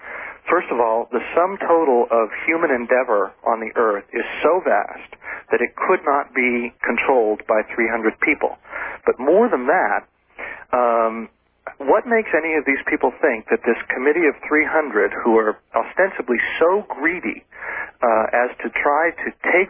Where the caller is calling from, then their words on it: Ofterschwang, Bavaria, Germany; From Aufteschwang in Germany, which is very near the Austrian border.